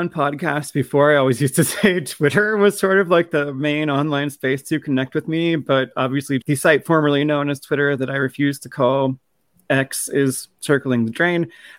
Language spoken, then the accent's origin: English; Midwest, United States; I approve of your Midwestern understatement there. As a Midwesterner, I get it.